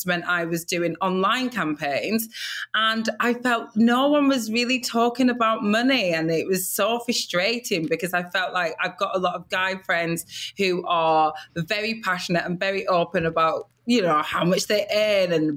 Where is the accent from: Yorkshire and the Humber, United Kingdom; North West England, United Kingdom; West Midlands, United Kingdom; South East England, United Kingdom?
North West England, United Kingdom; Blackburn; I grew up in Blackburn, Lancashire, the northwest of England, and I grew up there with my Nigerian parents